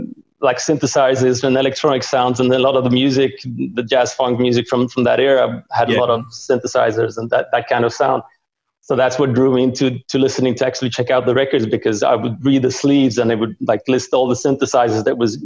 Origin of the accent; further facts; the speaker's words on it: Sweden; also born or lived in Hungary; Yeah, I was born in Hungary. And then after a while we defected and ended up in Sweden.